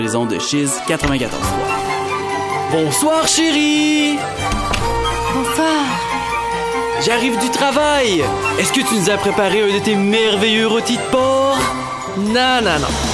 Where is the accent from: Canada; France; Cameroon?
Canada; Quebec; au Saguenay-Lac-Saint-Jean? Moi, je viens de là